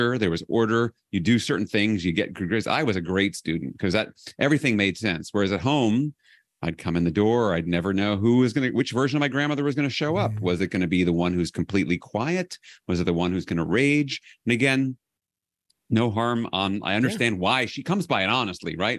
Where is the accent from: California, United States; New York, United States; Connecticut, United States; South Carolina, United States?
New York, United States; New York City; I grew up in New York City